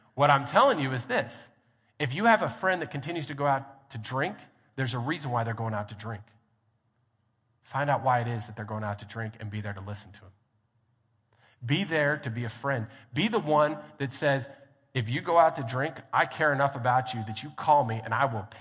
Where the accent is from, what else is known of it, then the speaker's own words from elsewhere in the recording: Grand Junction, Colorado, United States; also born or lived in Hobbs, New Mexico; now in Lubbock, United States; I grew up in Grand Junction, Colorado